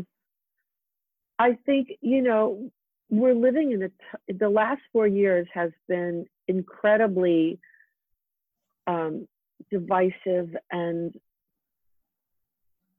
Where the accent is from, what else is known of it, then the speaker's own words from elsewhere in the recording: Freeport, New York, United States; moved away; Freeport near Jones Beach